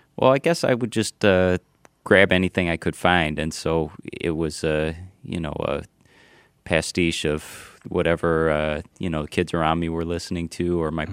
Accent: Ann Arbor, Michigan, United States; also born or lived in New York; now in Michigan, United States; I grew up in Ann Arbor

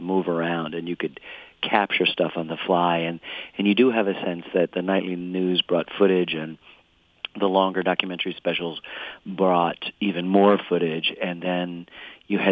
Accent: Ann Arbor, Michigan, United States; I grew up in Ann Arbor. I was there. I was a little boy, you know, 11 years old

